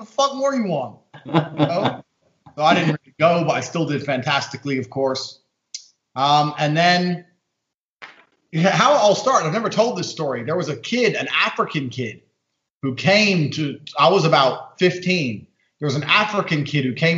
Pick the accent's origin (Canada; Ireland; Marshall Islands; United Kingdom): United Kingdom; London; also born or lived in Indiana, United States; she moved to London. I grew up in London